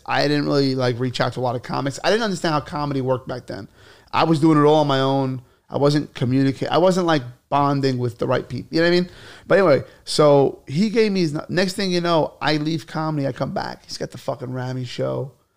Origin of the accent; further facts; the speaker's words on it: New York City, New York, United States; I'm from Bay Ridge. I was born in Bay Ridge.